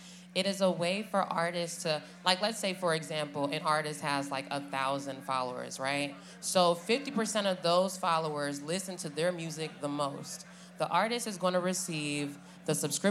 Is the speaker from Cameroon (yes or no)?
yes; Cameroon; moved away as an adult; now in Los Angeles, United States; I'm originally from Cameroon, West Africa. I live in LA, been there the last 6 years.